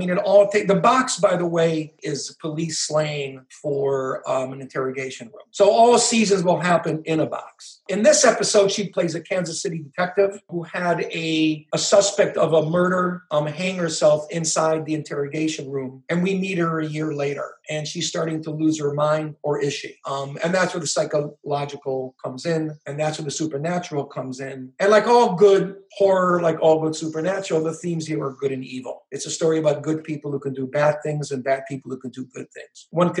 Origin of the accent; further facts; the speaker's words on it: Israel; also born or lived in Netherlands; now in United States; For all intents and purposes, I'm an American. I was born in Holland. I'm an Israeli, but I'm an American writer